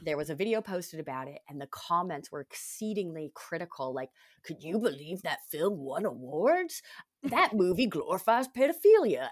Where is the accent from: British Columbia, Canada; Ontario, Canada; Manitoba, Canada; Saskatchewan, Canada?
Ontario, Canada; Toronto; this is shit that I grew up with in Canada